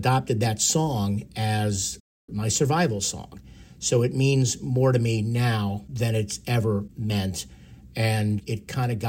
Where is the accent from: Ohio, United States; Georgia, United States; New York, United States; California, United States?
New York, United States; Long Island; growing up on Long Island, it's … country